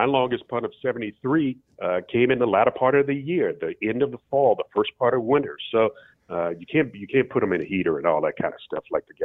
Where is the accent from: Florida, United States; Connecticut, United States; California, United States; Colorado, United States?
Florida, United States; I'm from Florida.